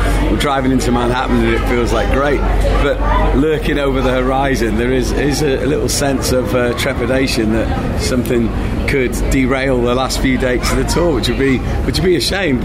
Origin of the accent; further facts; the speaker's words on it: Rhyl, Wales, United Kingdom; spent a lot of my childhood with him, because my mum and dad ran the pub and the hotel in the summer in Rhyl